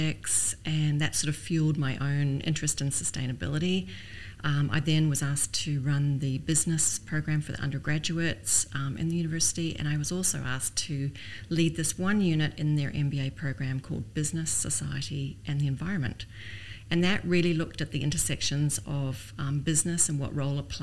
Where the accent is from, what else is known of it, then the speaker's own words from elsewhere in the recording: New Zealand; moved away as an adult; also born or lived in Canada; now in Dubai, United Arab Emirates; I'm Canadian born, but I grew up in New Zealand